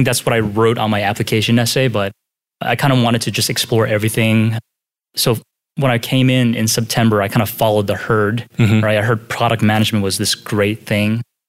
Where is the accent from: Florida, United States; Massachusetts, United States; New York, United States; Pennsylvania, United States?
Pennsylvania, United States; Philadelphia; moved away as an adult; Yeah, I grew up in Philadelphia, spent like 20-some years there. I stayed in-state for undergrad.